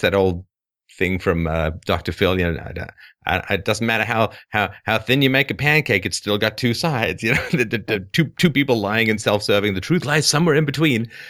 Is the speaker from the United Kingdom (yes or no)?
yes; England, United Kingdom; moved away; I grew up in England